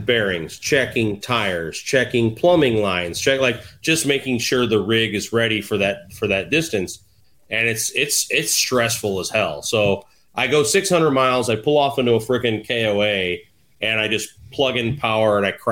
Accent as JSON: {"language": "English", "town": "St. Louis", "region": "Missouri", "country": "United States", "tie": "born or raised there", "moved": "yes", "said": "it's my hometown"}